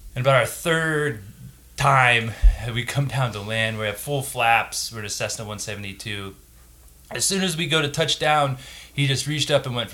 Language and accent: English; San Antonio, Texas, United States; I grew up in San Antonio